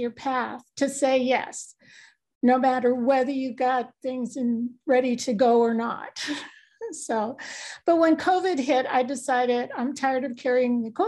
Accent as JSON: {"language": "English", "region": "New York", "country": "United States", "said": "I'm originally from New York"}